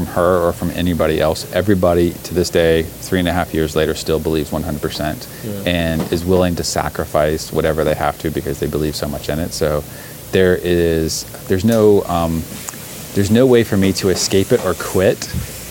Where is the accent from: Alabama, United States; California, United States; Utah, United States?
Alabama, United States; also born or lived in Montgomery, Alabama / Huntsville, Alabama; my growing up in Alabama